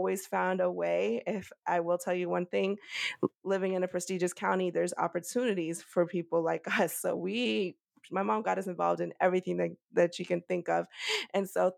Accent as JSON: {"language": "English", "town": "Fairfax", "region": "Virginia", "country": "United States", "tie": "born or raised there", "also_born_or_lived": "Cochabamba, Bolivia", "first_language": "Spanish", "second_language": "English", "said": "I grew up in Fairfax, Virginia"}